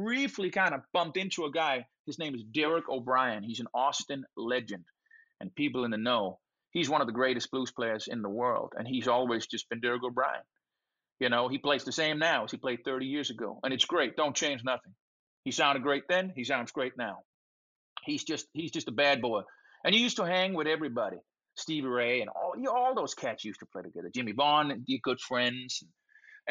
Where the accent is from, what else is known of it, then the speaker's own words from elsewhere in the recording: Denmark; English is a second language; moved away as an adult; now in United States; I'm from Denmark, 5 million people, bunch of white folks